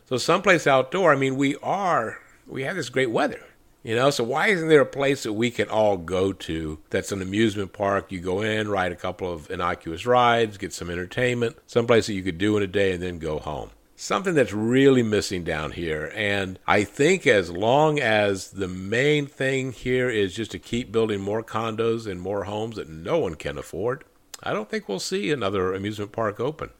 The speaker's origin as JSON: {"language": "English", "region": "South Florida", "country": "United States", "tie": "born or raised there", "said": "growing up in South Florida in the sixties and the seventies"}